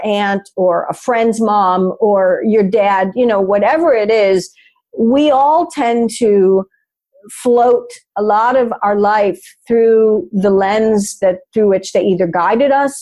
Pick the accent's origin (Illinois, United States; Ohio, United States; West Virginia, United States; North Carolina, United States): Illinois, United States; Chicago; I grew up in Chicago, so we're a big Chicago Cubs family